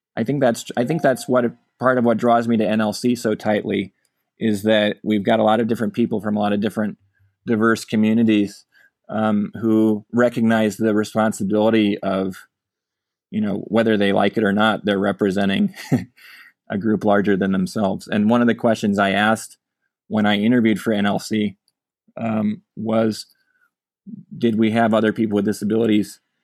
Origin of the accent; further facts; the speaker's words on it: Omaha, Nebraska, United States; moved away as an adult; now in California, United States; growing up in Omaha